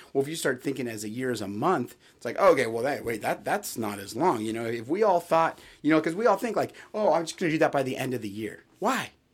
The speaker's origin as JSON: {"language": "English", "region": "California", "country": "United States", "tie": "born or raised there", "said": "I grew up in California, we'd always have earthquake drills"}